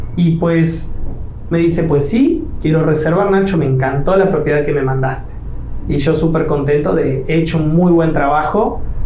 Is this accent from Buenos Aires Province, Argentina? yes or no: no; Rosario, Santa Fe, Argentina; moved away as an adult; also born or lived in Riviera Maya, Mexico; now in Mexico; me delata el acento, pues yo no soy de México, soy de Argentina, de Rosario